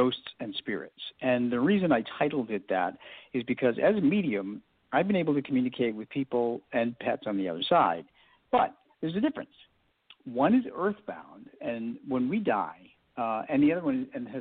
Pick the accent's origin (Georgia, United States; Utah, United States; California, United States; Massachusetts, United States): Massachusetts, United States; Boston; now in Maryland, United States; I grew up in the Boston area, and I was a really quiet and shy kid.